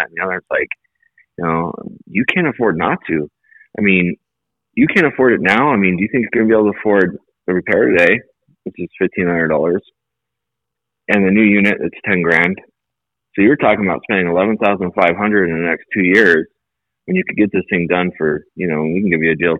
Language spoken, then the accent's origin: English; Las Vegas, Nevada, United States; also born or lived in Colorado Springs; I grew up in Vegas for the most part. I went to high school and everything here